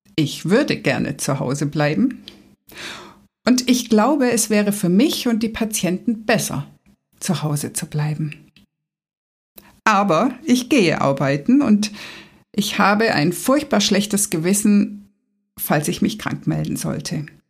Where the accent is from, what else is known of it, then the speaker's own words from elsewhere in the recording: Swabia, Germany; Ich als Schwabe